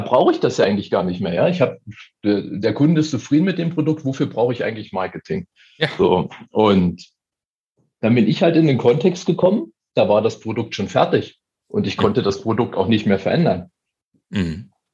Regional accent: eastern Germany, Germany; now in Munich, Germany; also ich komme aus dem Osten

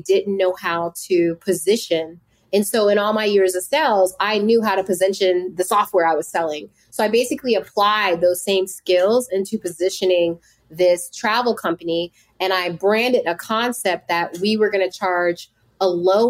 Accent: Woodbridge, Virginia, United States; also born or lived in Bridgeport, Connecticut; I grew up in a small town in Woodbridge, Virginia, which is about 45 minutes to an hour from DC. I was born in Bridgeport, Connecticut

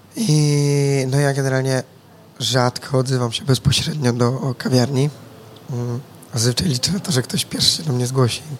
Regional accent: Głuchołazy, Opole Voivodeship, Poland; also born or lived in Wrocław; ja generalnie pochodzę z Głuchołac

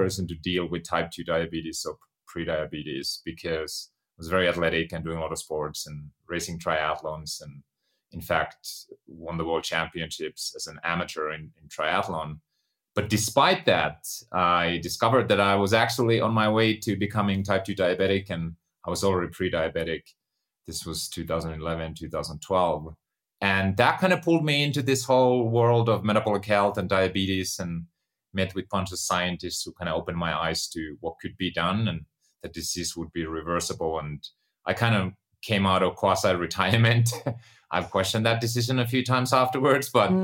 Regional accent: Finland; moved away; I was born and raised in Finland, grew up on a farm.

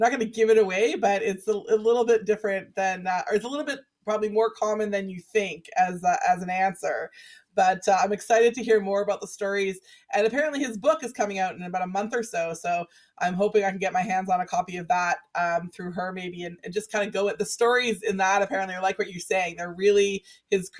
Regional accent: Vancouver, British Columbia, Canada; my own 80s growing up in Vancouver

